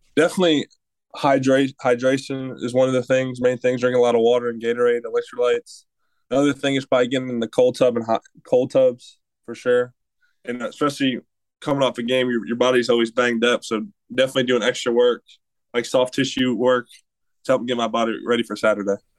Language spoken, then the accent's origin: English; Michigan, United States; moved away; I'm from Michigan